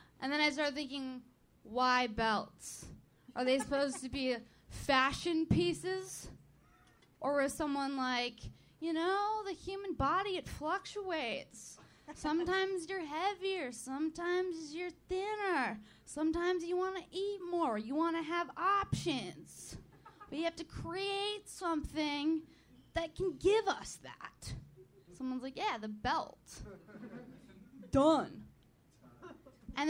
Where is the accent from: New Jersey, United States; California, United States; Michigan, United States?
California, United States; San Fernando Valley; The Valley